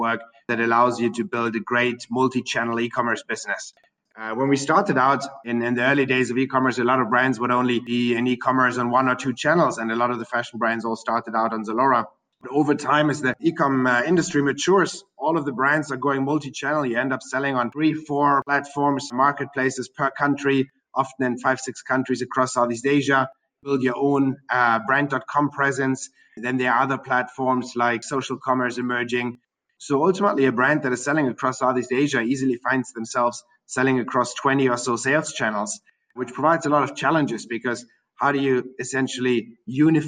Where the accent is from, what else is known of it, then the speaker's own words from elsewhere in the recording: Germany; moved away as an adult; also born or lived in Berlin, Germany / Russia; now in Singapore; I'm born and raised in Germany.